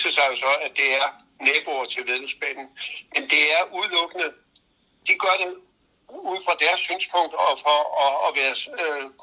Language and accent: Danish; Funen, Southern Denmark, Denmark; moved away; Nu er jeg fra Fyn